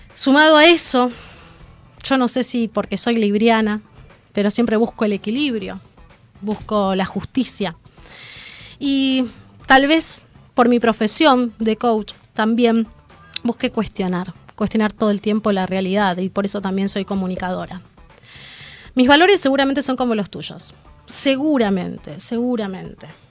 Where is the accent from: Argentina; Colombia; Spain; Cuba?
Argentina; como ciudadana argentina